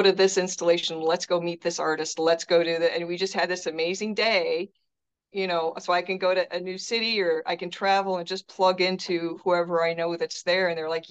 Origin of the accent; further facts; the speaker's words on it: Detroit, Michigan, United States; Oh, well, it's just such a rich cultural place to be from.